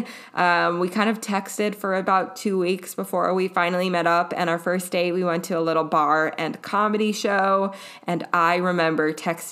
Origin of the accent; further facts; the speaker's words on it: Minneapolis, Minnesota, United States; now in Oregon, United States; growing up in Minneapolis and now living in Oregon